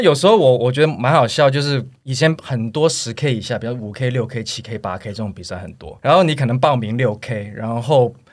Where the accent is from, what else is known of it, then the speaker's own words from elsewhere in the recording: United States; now in Taiwan; 我小时候因为在美国长大